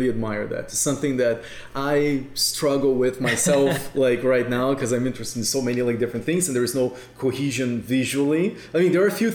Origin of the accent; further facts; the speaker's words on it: South Region, Brazil; moved away as an adult; now in Toronto, Canada; I'm from Brazil, and then whenever I go to my hometown